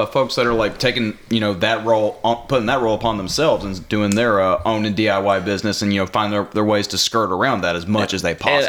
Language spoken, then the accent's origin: English; Tennessee, United States; I'm from Tennessee